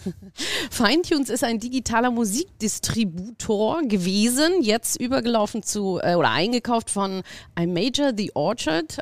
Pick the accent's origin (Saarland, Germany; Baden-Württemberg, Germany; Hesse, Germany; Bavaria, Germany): Bavaria, Germany; Munich; moved away; Ich komme aus München, habe da das Backstage mit groß gemacht damals